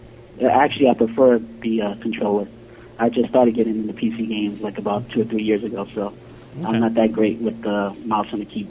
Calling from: New York City, New York, United States; Hey, what's up, guys? This is … from New York City.

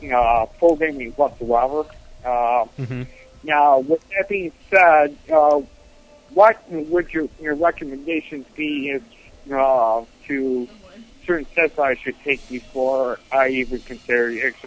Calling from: Buffalo, New York, United States; Yeah, this is Spazinator from Buffalo, New York.

